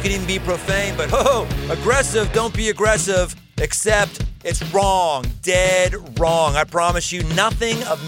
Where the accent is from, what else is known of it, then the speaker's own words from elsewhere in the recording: Pittsburgh, Pennsylvania, United States; growing up in Pittsburgh